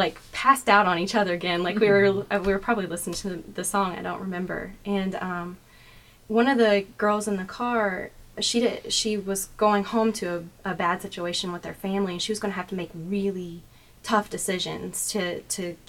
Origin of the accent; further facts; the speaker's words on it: Louisville, Kentucky, United States; I'm originally from Louisville